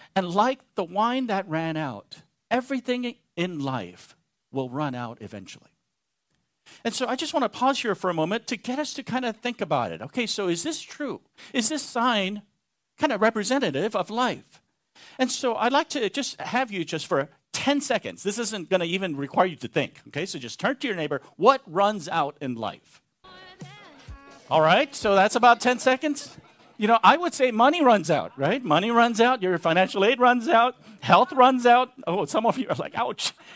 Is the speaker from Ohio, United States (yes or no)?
no; Texas, United States; I'm a Texan